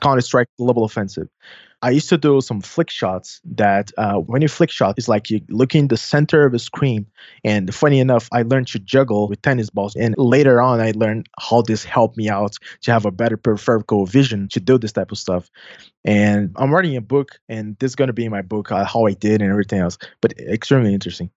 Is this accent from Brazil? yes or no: yes; São Paulo, Brazil; accent: Brazilian Portuguese; English is a second language; I'm from South America. My family is mainly from Italy, so I have a little bit of accent